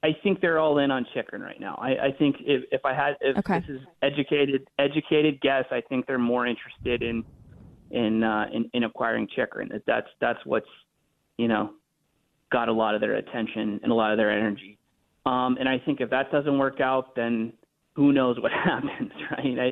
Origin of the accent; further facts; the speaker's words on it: United States; As an American born in 1986, just like Jonathan Quick